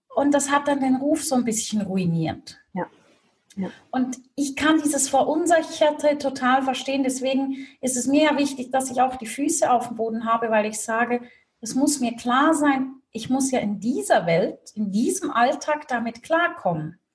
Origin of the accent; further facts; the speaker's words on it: Switzerland; Swiss made, Swiss raised.